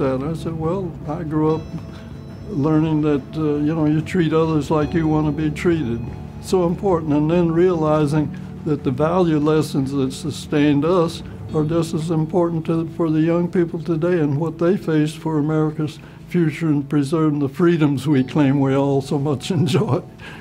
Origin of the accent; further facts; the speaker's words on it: Cleveland, Ohio, United States; Air Force retired, and I was born in Cleveland, Ohio in 1919